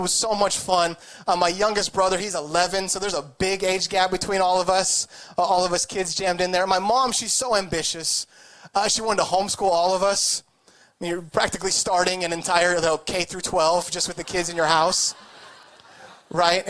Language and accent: English; Idaho, United States; moved away as an adult; also born or lived in California; now in Orange County, United States; I was born here. I moved there when I was very young. So I grew up in Idaho